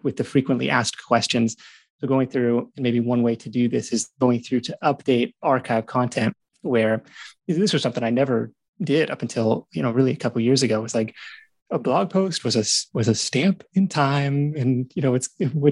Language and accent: English; Pacific Northwest, United States; moved away as an adult; now in California, United States; Great Pacific Northwest, where my wife and I both grew up